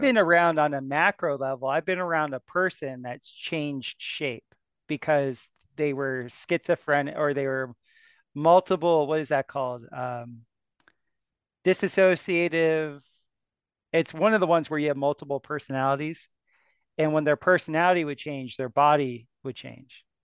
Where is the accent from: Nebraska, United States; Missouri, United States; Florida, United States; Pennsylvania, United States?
Florida, United States; South; moved away; I was from South Florida